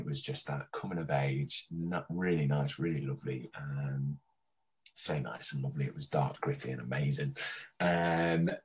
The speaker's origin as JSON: {"language": "English", "country": "Australia", "tie": "born or raised there", "said": "I grew up in Oz"}